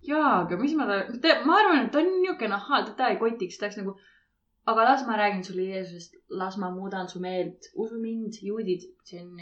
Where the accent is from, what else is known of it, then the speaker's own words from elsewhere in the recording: Saare County, Estonia; vaat ma olen Saaremaalt, onju.